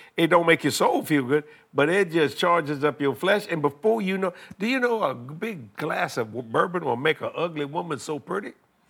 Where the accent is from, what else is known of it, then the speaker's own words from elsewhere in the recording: Louisiana, United States; Well, I'm a Cajun, you know.